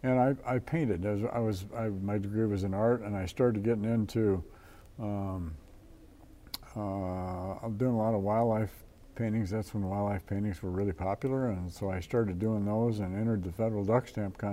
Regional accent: Watertown, South Dakota, United States; I grew up in Watertown to a single mom

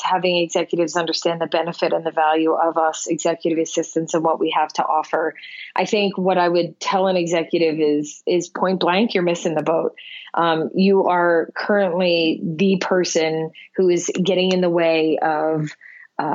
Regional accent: Philadelphia, Pennsylvania, United States; I'm from Philadelphia

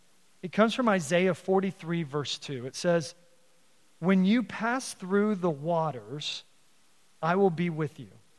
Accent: Texas, United States; now in Council Bluffs, United States; my hometown, the 48th governor of Texas is from my hometown.

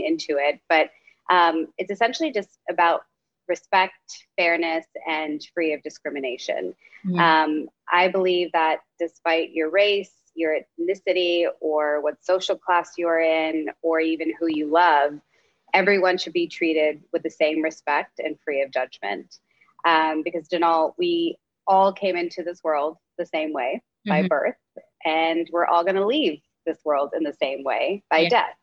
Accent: Dallas, Texas, United States; now in New York City, United States; I am a daughter of immigrant parents, and I was born in Dallas, Texas, and now live in New York City

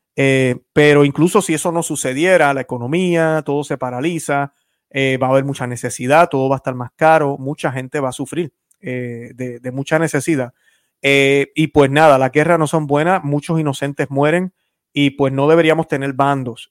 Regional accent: Puerto Rico; yo soy puertorriqueño. Algunos piensan que soy cubano, soy puertorriqueño.

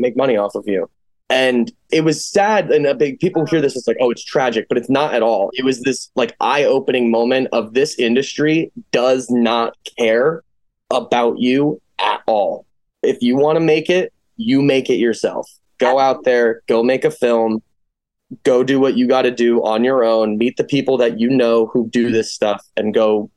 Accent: Colorado, United States; also born or lived in Connecticut; now in Boston, United States; I was born in Connecticut, raised in Colorado, and I currently live outside of Boston

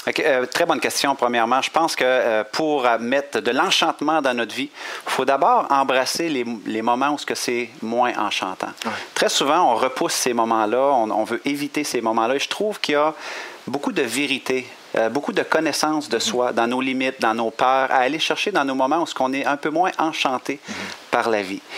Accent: Quebec, Canada; accent: Québécois; on a un accent quand même intéressant au Québec

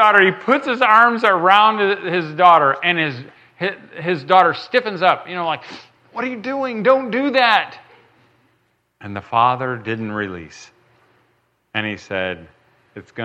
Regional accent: United States; I'm red-blooded American. I'm not from Europe

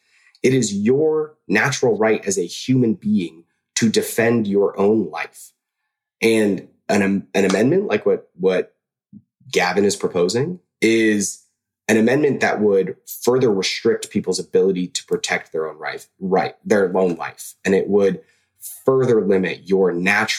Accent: Southern California, United States; moved away; I'm originally from Southern California

